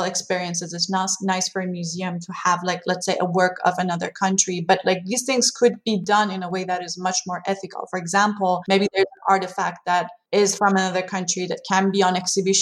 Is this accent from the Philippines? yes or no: no; Iran; English is a second language; moved away; growing up in Iran